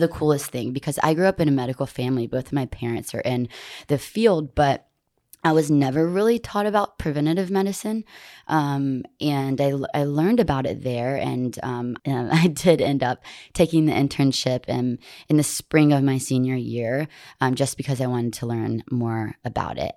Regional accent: Montgomery, Alabama, United States; I was born and raised in Montgomery

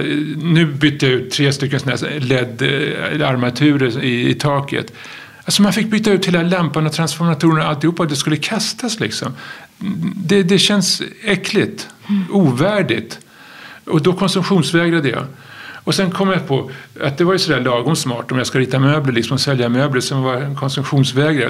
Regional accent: Stockholm, Stockholm County, Sweden; jag är uppväxt i Stockholm

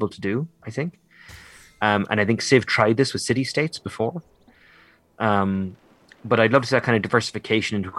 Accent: Ireland; I'm a proud Irish nationalist, and I'm very proud of being Irish

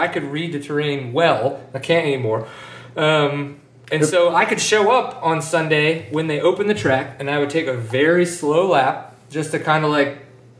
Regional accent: New Orleans, Louisiana, United States; now in Texas, United States; growing up in New Orleans

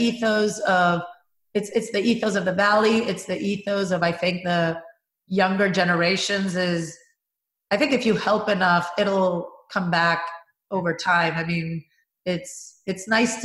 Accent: Venezuela; moved away; I worked at a cement company in my home country of Venezuela.

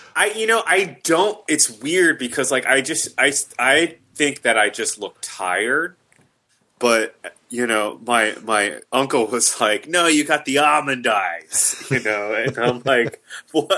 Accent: the South, United States; I am from the South.

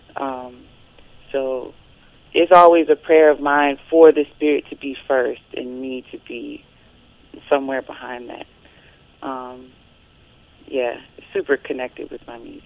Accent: North Carolina, United States; moved away; my home state of North Carolina

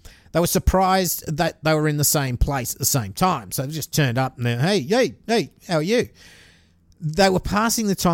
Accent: Australia; I'm an Aussie

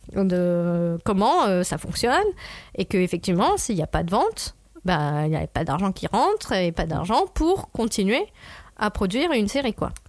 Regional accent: France; en tant que Français

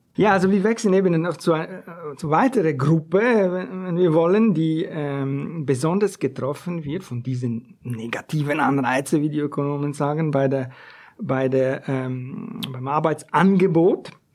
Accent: Ticino, Switzerland; das ist aus meinem Heimatkanton. Nicht wirklich ein Störparadies, aus dem Tessin.

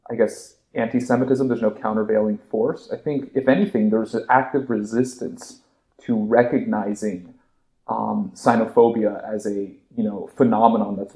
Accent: Bay Area, California, United States; also born or lived in China; now in Los Angeles, United States; so I'm calling from the West Coast, LA. Um, I'm a native of Bay Area, but I went to school um, on the West Coast and then worked in China for a little bit after college before going to law school.

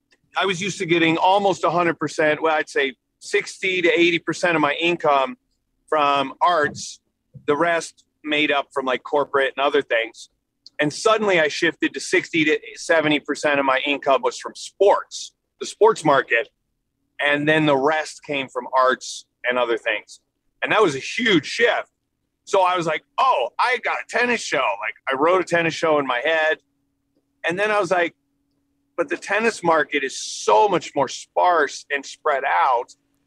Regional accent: Scottsdale, Arizona, United States; also born or lived in Long Beach, United States; I was born in Los Angeles, California, Long Beach, California. And then I moved to all over the world with my dad's job. And then I spent high school and my tennis training in Phoenix, Scottsdale, actually.

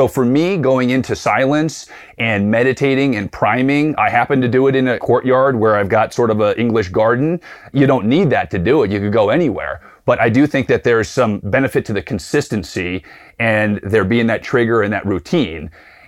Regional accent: Tucson, Arizona, United States; I'm from Tucson, Arizona, where I live with my wife and two young children.

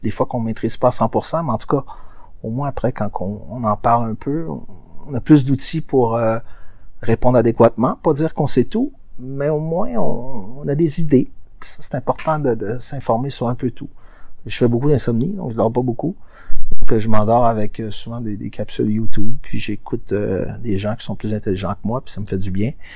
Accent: Quebec, Canada; chez nous au Québec

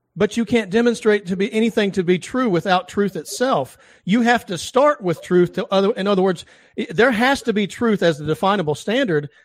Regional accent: the South, United States; I'm from the South

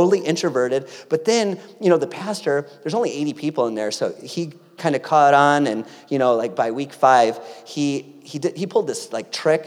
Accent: Greenfield, Wisconsin, United States; moved away; also born or lived in San Diego, California; ended up in my hometown of beautiful Greenfield, Wisconsin

